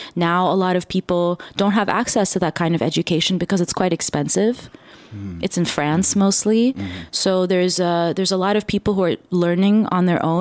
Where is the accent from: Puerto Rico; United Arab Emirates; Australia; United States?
United Arab Emirates; Dubai; I grew up in the Middle East, particularly Dubai.